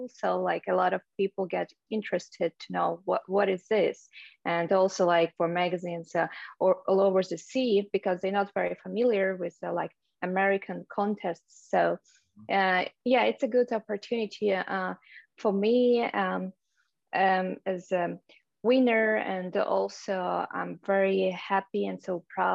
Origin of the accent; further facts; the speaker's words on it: Minsk, Belarus; English is a second language; moved away as an adult; now in United States; Originally, I'm from Belarus. I were born in Minsk. It's the capital of Belarus. And I moved to US about 3-4 years ago.